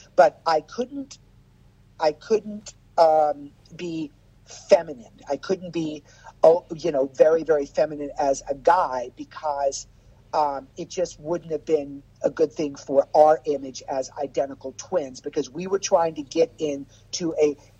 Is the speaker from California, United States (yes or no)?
no; Las Vegas, Nevada, United States; I grew up in Las Vegas with Lacage and Kenny Kerr